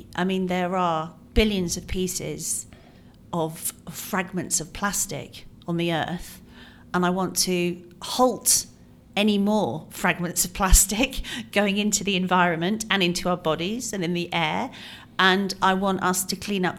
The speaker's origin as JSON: {"language": "English", "region": "England", "country": "United Kingdom", "tie": "born or raised there", "also_born_or_lived": "Ireland", "said": "I grew up in England and Ireland. I moved around a lot, went to 15 schools."}